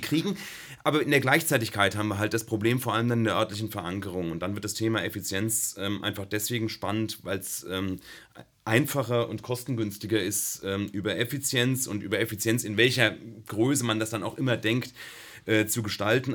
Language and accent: German; Rhine-Main area, Germany; moved away as an adult; also born or lived in Darmstadt; now in Karlsruhe, Germany; Ich komme aus dem Rhein-Main-Gebiet